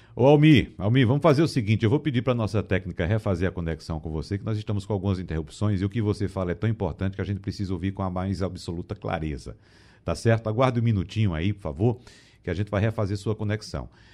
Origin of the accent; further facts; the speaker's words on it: Arcoverde, Pernambuco, Brazil; eu digo nordestino não, eu sou arcoverdense